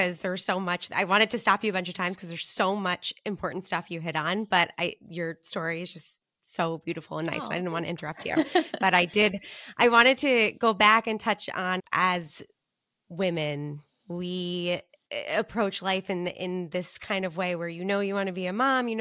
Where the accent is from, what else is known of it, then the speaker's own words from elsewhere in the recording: Long Island, New York, United States; now in New Canaan, United States; growing up on Long Island